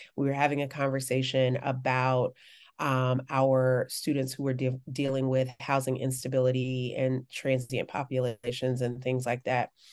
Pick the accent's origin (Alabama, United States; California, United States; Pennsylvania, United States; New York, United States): Alabama, United States; Birmingham; growing up in Birmingham